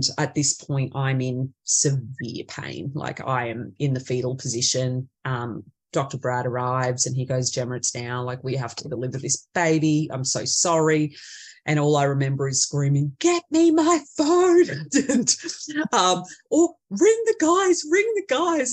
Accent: central Queensland, Australia; here in central Queensland

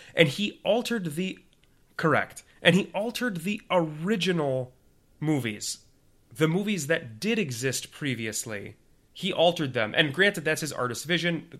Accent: Minnesota, United States; accent: Minnesotan; my Min-, my Minnesotan accent

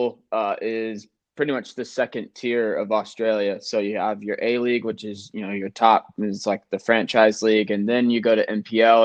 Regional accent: South Carolina, United States; I'm from South Carolina, just down south from New York

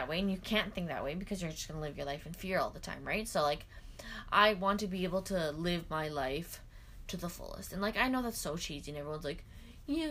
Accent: Regina, Saskatchewan, Canada; moved away; also born or lived in Edmonton / St. Albert / Vermilion / Winnipeg; I grew up in Regina.

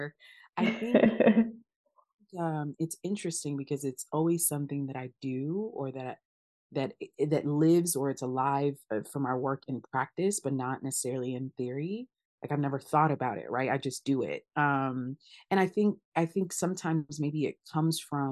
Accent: United States; first language Twi; also born or lived in Ghana; I think I came to the States really, really young. So I was like 2 or 3

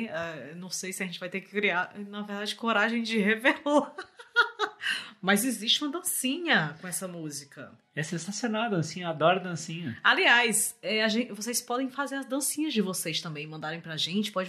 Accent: Fortaleza, Ceará, Brazil; moved away as an adult; now in Rio de Janeiro, Brazil; Pra quem não sabe, eu sou de Fortaleza, fui morar no Rio.

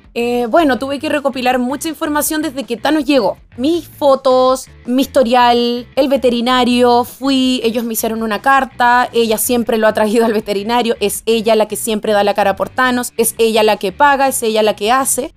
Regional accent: Venezuela; moved away; yo soy extranjera, soy venezolana

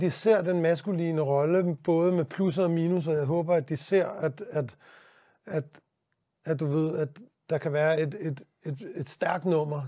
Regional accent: Denmark

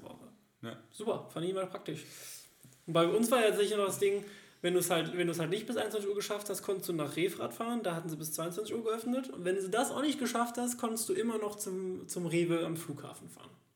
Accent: Germany; moved away as an adult; now in Cologne, Germany; dass ich ja in diesem Dorf direkt in der Nähe von der Großstadt aufgewachsen bin

